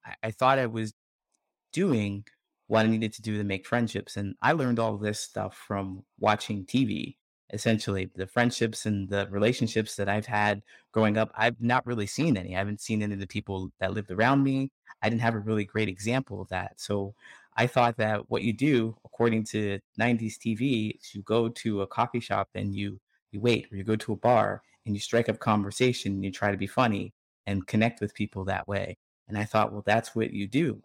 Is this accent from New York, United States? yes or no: no; Ohio, United States; moved away as an adult; I grew up in Ohio